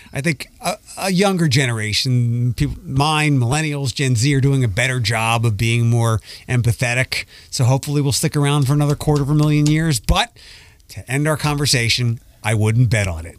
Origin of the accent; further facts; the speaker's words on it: Philadelphia, Pennsylvania, United States; moved away; also born or lived in Detroit; I grew up in Philadelphia